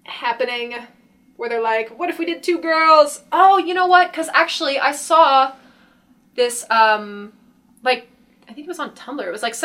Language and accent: English; United Kingdom; That is me. And I'm British.